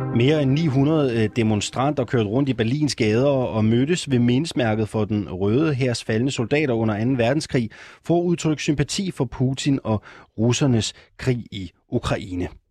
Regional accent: Jutland, Denmark; Jeg er jyde

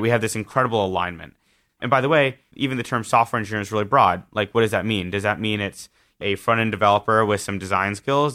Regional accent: Southern California, United States; I grew up in Southern California

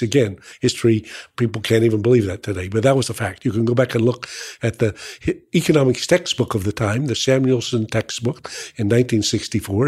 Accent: North Carolina, United States; I'm from North Carolina

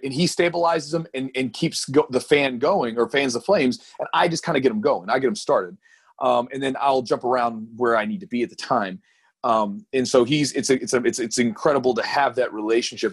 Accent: Louisville, Kentucky, United States; I'm born and raised in Louisville

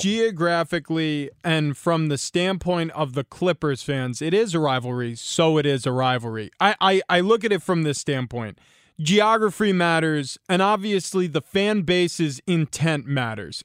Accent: New York, United States; I grew up in New York

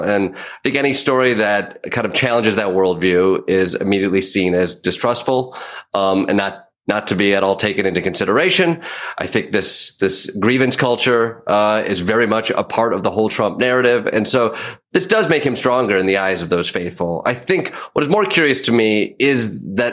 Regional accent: Michigan, United States; born or raised there

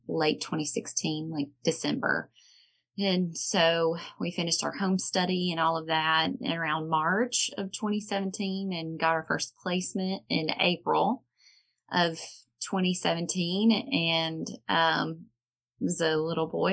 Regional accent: Alabama, United States; accent: Southern; now in Tennessee, United States; We're from Tennessee. Well, we live in Tennessee, born and raised in Alabama

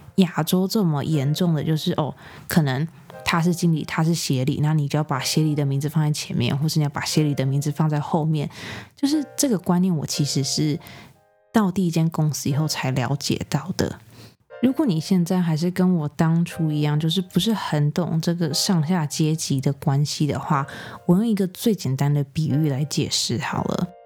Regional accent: Taiwan; moved away; also born or lived in United States; 像我这种，就是可能从小在台湾长大，然后搬去美国的

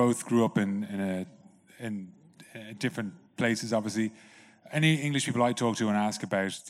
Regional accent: Dublin, Leinster, Ireland; when I was growing up in Dublin

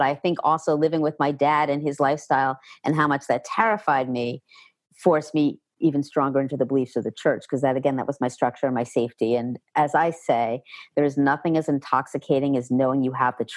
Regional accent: New York City, New York, United States; also born or lived in New Jersey; now in Pennsylvania, United States; the beginning of seventh grade is when I moved from New Jersey into New York City with my dad.

